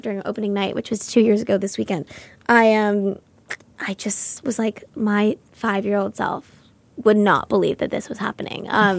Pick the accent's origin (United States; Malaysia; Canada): United States; Los Angeles, California; I grew up in Los Angeles